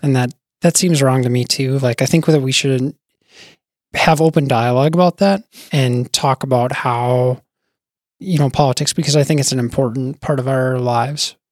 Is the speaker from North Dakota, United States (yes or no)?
yes; Bismarck, North Dakota, United States; also born or lived in Wisconsin; now in Fargo, United States; I grew up in Bismarck.